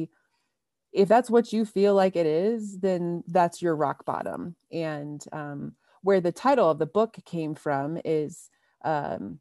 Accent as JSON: {"language": "English", "region": "Ohio", "country": "United States", "tie": "born or raised there", "also_born_or_lived": "Michigan / Oregon / Colorado", "moved": "as an adult", "said": "I was born and raised in Ohio"}